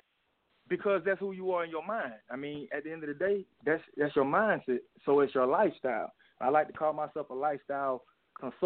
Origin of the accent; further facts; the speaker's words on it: Mobile, Alabama, United States; also born or lived in Albany, Georgia; now in Atlanta, United States; I was born in Alabama, Mobile, Alabama